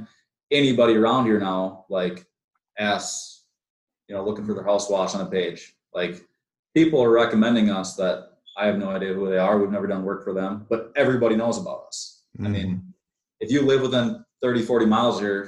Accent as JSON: {"language": "English", "region": "Minnesota", "country": "United States", "said": "We're from Minnesota"}